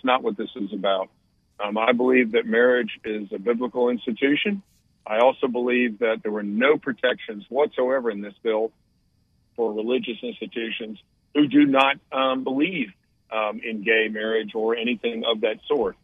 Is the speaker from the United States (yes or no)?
yes; Raleigh, North Carolina, United States; I grew up in Raleigh